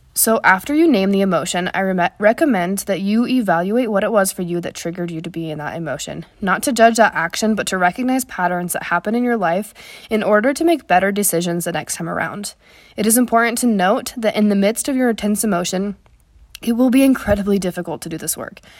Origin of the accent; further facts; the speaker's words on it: Wyoming, United States; where I grew up in Wyoming